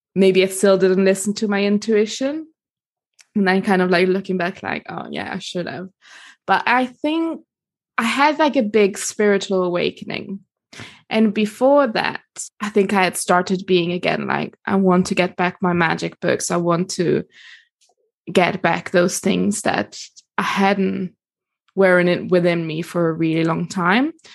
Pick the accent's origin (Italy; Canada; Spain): Italy; accent: international; moved away as an adult; also born or lived in Germany / United States; now in London, United Kingdom; kindergarten in Germany, and then moved to Italy, and then did kind of like schools and like pretty much all my teenage years over there.